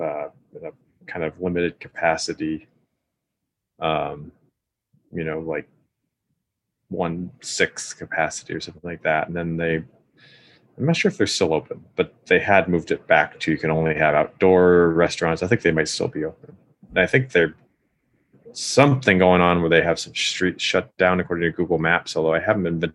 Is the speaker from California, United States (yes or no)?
yes; Los Angeles, California, United States; I'm from Los Angeles.